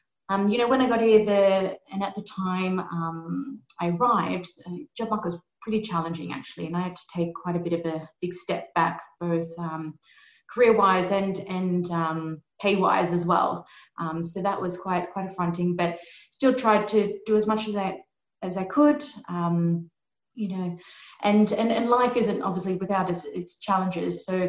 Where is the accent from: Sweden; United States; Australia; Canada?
Australia; I'm not English. I'm actually from Australia. So g'day, everyone.